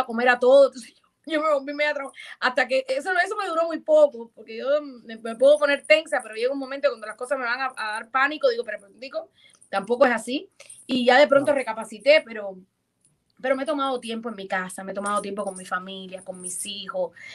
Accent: Ciego de Ávila, Cuba; moved away as an adult; also born or lived in Mexico City, Mexico; now in United States; mi pueblo Ciego de Ávila

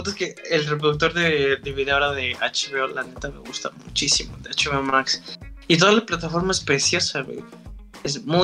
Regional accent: Mexico; como buen mexicano

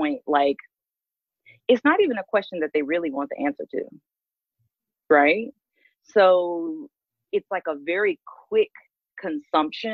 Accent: Mobile, Alabama, United States; moved away; also born or lived in New York / Atlanta / Portland, Oregon; That's where I'm really from Mobile, Alabama.

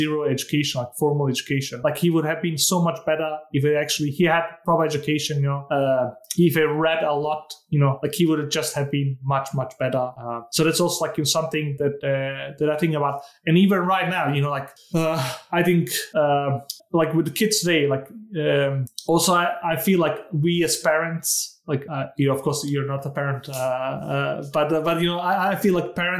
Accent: Denmark; also born or lived in Bosnia and Herzegovina; growing up in Denmark was a huge advantage. I got like a free education.

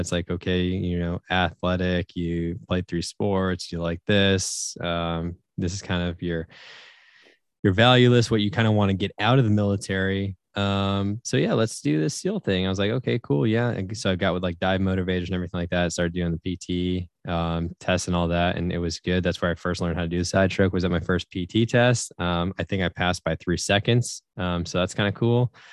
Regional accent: Syracuse, New York, United States; I'm from Syracuse, New York

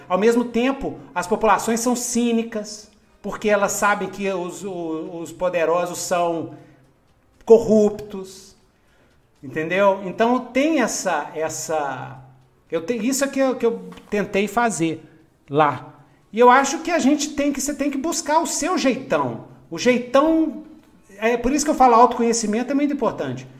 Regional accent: Belo Horizonte, Minas Gerais, Brazil; Cresci em Minas Gerais. Cresci em Belzonte

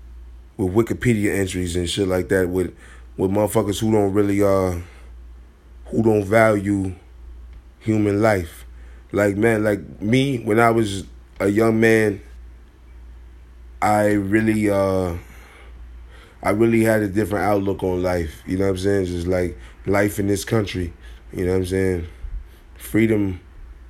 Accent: Chicago, Illinois, United States; I'm from Chicago

